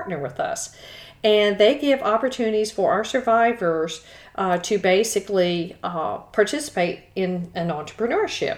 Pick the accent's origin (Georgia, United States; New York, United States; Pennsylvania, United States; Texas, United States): Texas, United States; Houston; growing up in Texas, I grew up in Houston